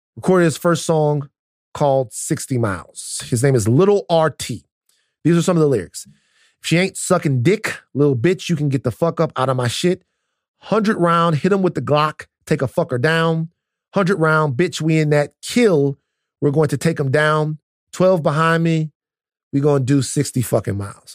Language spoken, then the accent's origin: English; United States; me as an American